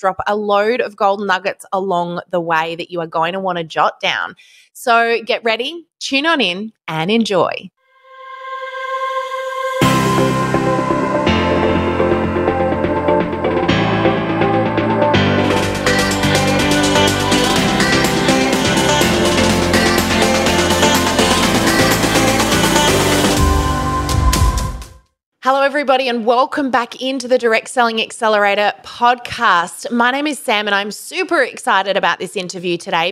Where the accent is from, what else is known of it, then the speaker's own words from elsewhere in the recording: Australia; So plus we're Australian.